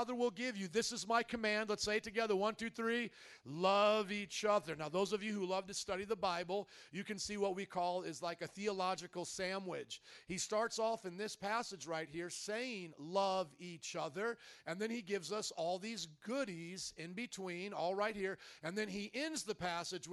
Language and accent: English; Indiana, United States; also born or lived in New Orleans; now in Chicago, United States; I come from Indiana, the land of cornfields